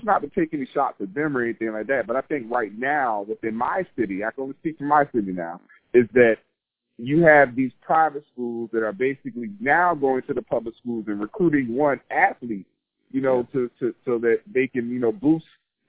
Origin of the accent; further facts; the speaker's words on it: Savannah, Georgia, United States; moved away as an adult; now in Northern Virginia, United States; within my hometown, within Savannah